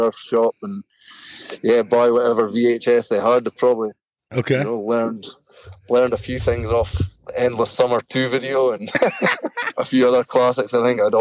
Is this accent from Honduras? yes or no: no; Moray Firth coast of Scotland, United Kingdom; now in Thurso, United Kingdom; I grew up like on the Murray Firth coast of Scotland, so like down kind of along the coast from east of Inverness